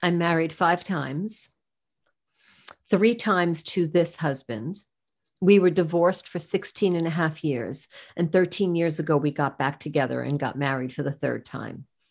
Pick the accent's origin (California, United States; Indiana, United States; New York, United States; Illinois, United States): New York, United States; I'm from New York